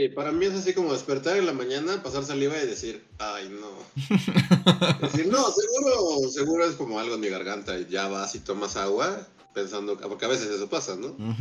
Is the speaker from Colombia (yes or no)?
no; Mexico City, Mexico; nuestra chilanguez